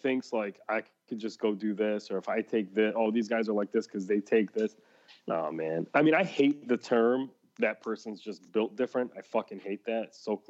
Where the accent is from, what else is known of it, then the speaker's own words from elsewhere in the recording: Midwest, United States; growing up in the Midwest.